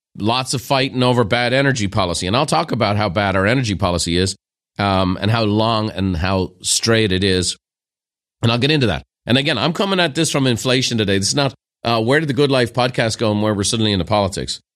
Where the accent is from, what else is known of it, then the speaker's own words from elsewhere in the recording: Ireland; moved away as an adult; now in United States; as an Irishman who became an American